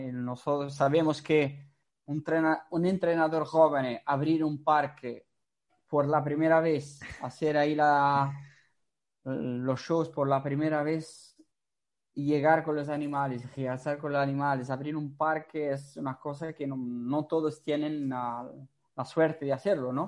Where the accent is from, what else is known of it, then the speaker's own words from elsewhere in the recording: Portugal; Spanish is a second language; now in Italy; yo soy portugués, entonces, como soy portugués, trabajo en Italia